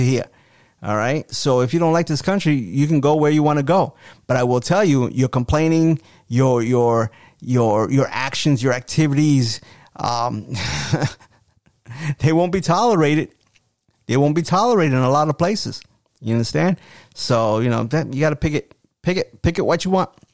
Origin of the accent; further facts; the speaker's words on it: United States; I love being an American